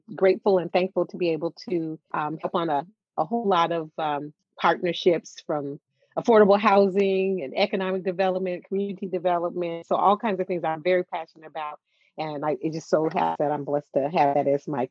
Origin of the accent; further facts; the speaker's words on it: Oklahoma, United States; moved away; also born or lived in Wisconsin; I'm originally from Oklahoma